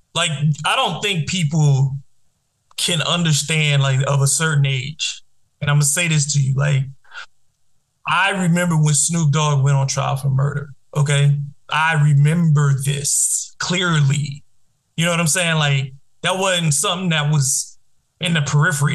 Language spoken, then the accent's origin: English; New Orleans, Louisiana, United States; I grew up in New Orleans where we didn't have a hip hop scene for a very long time